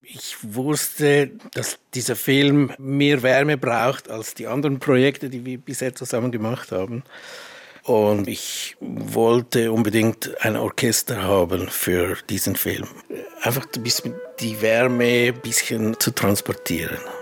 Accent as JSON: {"language": "German", "country": "Switzerland", "said": "ich bin ja auch Schweizer"}